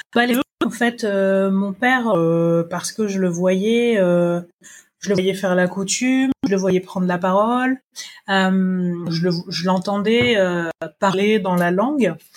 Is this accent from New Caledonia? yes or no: yes; New Caledonia; also born or lived in Montpellier, France; je suis née en Nouvelle-Calédonie, d'un papa originaire d'Ouvéa et d'une maman métropolitaine.